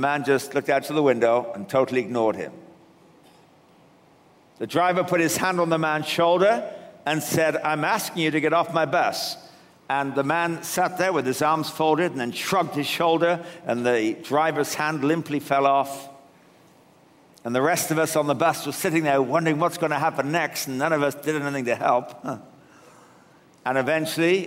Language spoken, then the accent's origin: English; England, United Kingdom; now in Canada; I come originally from England, though I'm living in Canada now